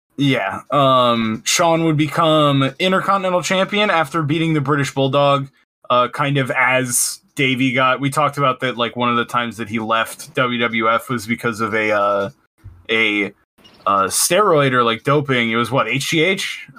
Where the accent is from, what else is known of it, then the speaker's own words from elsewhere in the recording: Michigan, United States; I'm from Michigan